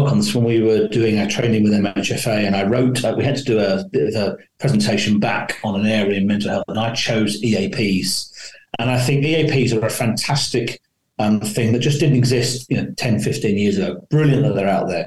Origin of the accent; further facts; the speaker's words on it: London, United Kingdom; I was born in London, lived on a council estate. My accent isn't as maybe as dulcet as I like it to be.